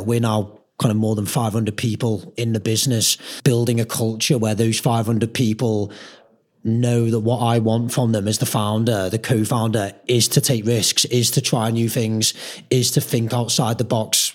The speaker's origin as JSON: {"language": "English", "area": "Merseyside", "region": "North West England", "country": "United Kingdom", "said": "we're from Merseyside"}